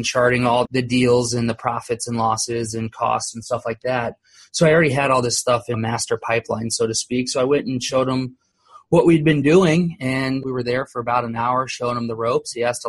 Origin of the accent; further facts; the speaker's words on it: Columbus, Ohio, United States; born there; now in Orlando, United States; Originally, I was born in Columbus, Ohio. I've lived in Orlando, Florida for, I guess, roughly 30 years now.